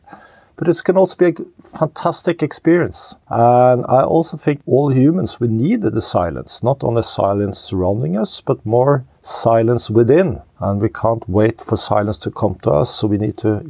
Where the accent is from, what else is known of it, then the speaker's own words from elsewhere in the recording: Oslo, Norway; I was born and raised in Oslo, Norway